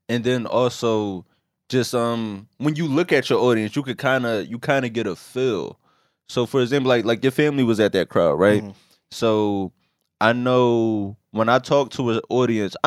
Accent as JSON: {"language": "English", "town": "Philadelphia", "region": "Pennsylvania", "country": "United States", "said": "I'm a comedian, but I'm also from West Philly"}